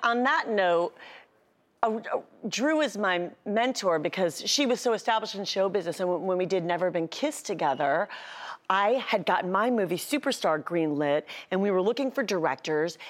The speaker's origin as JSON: {"language": "English", "town": "Cleveland", "region": "Ohio", "country": "United States", "tie": "born or raised there", "said": "my hometown, Cleveland"}